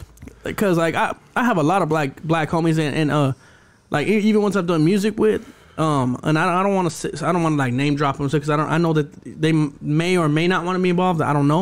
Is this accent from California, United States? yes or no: yes; Los Angeles, California, United States; I'm from Dogtown